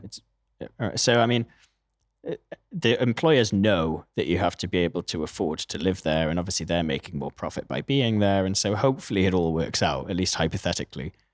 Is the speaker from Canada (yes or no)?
no; Newcastle upon Tyne, North East England, United Kingdom; moved away; also born or lived in New York; I'm from Newcastle, actually, in the northeast of England